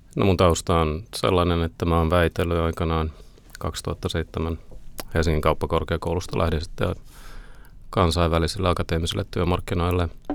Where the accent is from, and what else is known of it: Finland; moved away as an adult; also born or lived in Oslo, Norway